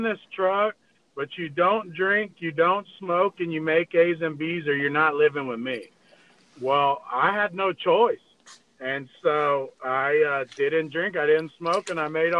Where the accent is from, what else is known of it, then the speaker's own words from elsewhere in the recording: San Antonio, Texas, United States; I grew up in in San Antonio, Texas